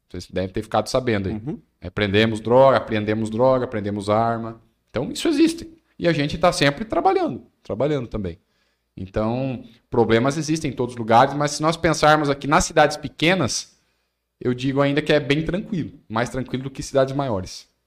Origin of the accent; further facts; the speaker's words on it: Maringá, Paraná, Brazil; Quando eu era criança lá em Maringá, era assim também casas abertas, o pessoal até altas horas da noite sentado na, na calçada.